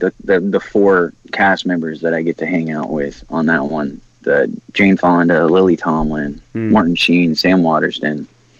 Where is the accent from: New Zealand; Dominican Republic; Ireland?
Ireland; I'm Irish. You'll never hear those words string together out of my mouth.